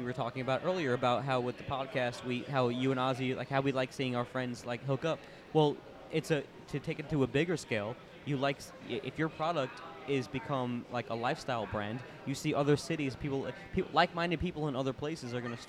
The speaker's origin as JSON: {"language": "English", "region": "Florida", "country": "United States", "said": "Like, I moved here by myself from Florida, and I got my friends back home."}